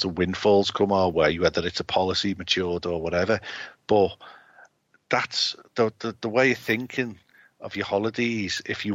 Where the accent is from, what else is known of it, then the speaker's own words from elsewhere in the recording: United Kingdom; Us as British people